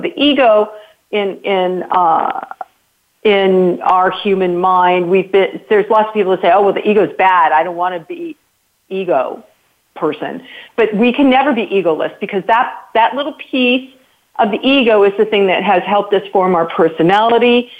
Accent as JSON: {"language": "English", "country": "United States", "said": "me as an American"}